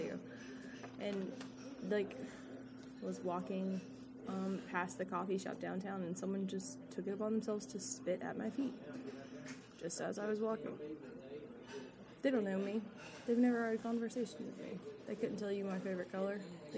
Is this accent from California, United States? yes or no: no; Corinth, Mississippi, United States; growing up in Corinth